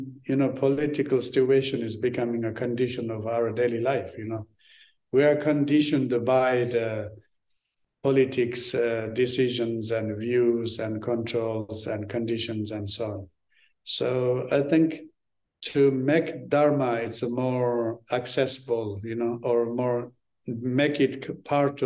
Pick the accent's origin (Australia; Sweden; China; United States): China; Tibet, Amdo; English is a second language; moved away; also born or lived in Lhasa; When I grew up in Tibet